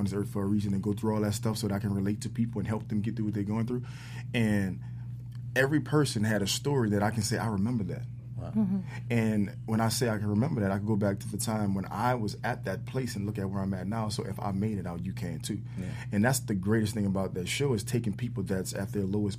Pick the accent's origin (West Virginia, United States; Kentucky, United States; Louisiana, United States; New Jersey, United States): Louisiana, United States; New Orleans; I grew up in New Orleans and I had a very tough, rough, very rugged, edgy background